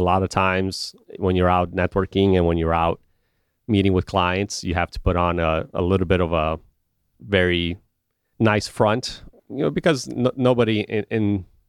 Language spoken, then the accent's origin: English; Romania; also born or lived in Chicago; now in United States; I've only lived in two places essentially in my life, when I grew up in Romania and Chicago